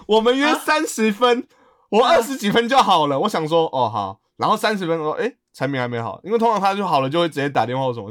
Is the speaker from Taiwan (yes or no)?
yes; Taipei, Taiwan; 身为台北人